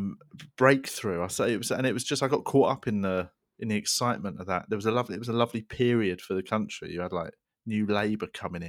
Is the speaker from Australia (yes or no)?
no; England, United Kingdom; and actually I'm English, I'm born here, I'm at school here, I'm being raised here, you know, I'm allowed to embrace that part of me.